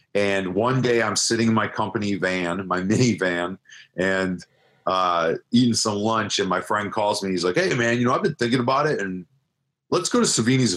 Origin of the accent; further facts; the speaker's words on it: Chicagoland area, Illinois, United States; the Chicagoland area, yeah. I've never actually lived in the city. I've always been in the suburbs